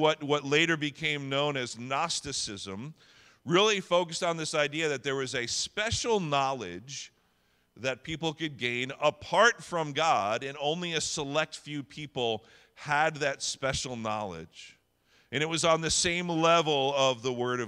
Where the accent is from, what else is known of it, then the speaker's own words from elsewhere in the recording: New Jersey, United States; I'm born and raised in Jersey